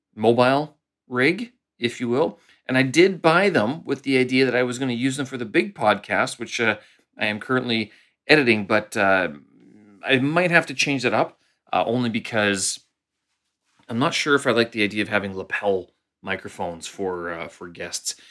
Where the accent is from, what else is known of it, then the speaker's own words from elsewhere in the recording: Canada; moved away as an adult; now in Beijing, China; I'm a Canadian expat living here in, uh, Beijing, China.